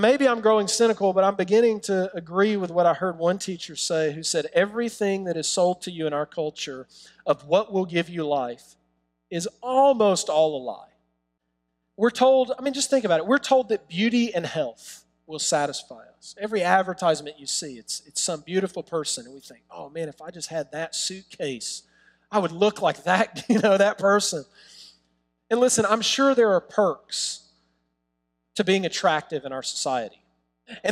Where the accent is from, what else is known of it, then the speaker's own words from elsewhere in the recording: New York City, New York, United States; we're from Brooklyn.